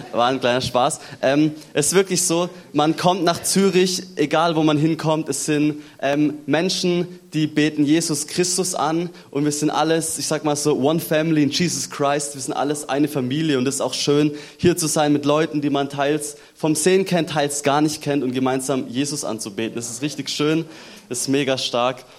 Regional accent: Germany; bei uns in Deutschland

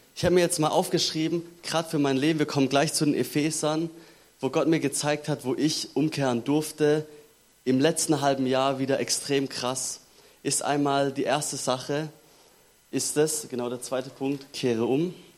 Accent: Germany; bei uns in Deutschland

